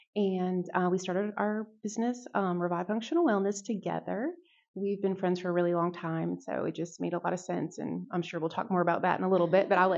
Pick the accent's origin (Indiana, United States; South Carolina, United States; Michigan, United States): South Carolina, United States; Charleston; also born or lived in Pennsylvania; now in Murrells Inlet, United States; I was born in Pennsylvania, but raised in Charleston, South Carolina, and I'm a military brat. So raised on the military base in Charleston